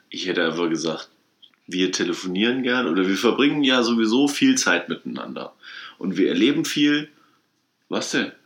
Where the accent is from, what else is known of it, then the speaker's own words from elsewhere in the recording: Kassel, Hesse, Germany; wir kommen aus Kassel